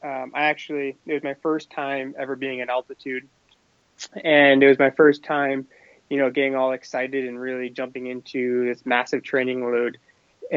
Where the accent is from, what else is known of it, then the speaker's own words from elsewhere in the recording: Maine, United States; I grew up in Maine, and I always, from a very little age, would go cross country skiing in our backyard